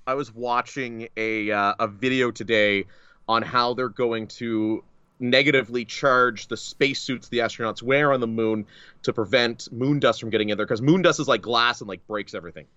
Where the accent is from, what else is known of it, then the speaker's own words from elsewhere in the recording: Northern Ontario, Canada; I grew up in Northern Ontario